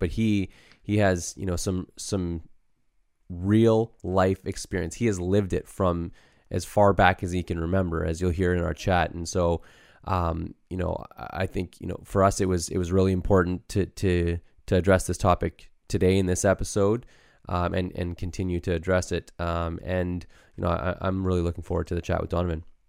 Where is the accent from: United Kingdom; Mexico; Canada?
Canada; we too have experienced racism growing up in Canada